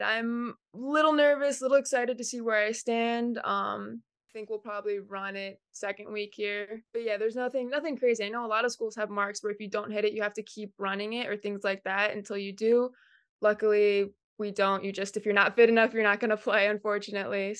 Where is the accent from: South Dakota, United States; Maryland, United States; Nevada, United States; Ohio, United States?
Ohio, United States; Cleveland; moved away; I'm from Cleveland, Ohio